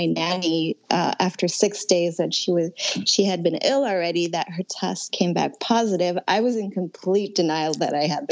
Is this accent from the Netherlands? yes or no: no; France; also born or lived in Connecticut; now in New York City, United States; I'm originally from France, so I've also been very concerned about my family in Paris